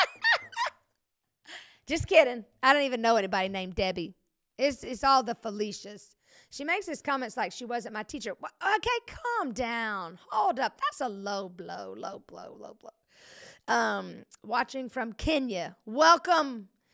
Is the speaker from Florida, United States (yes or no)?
yes; Century, Florida, United States; I'm from Century, and so people from Century, Florida, it's real close to Alabama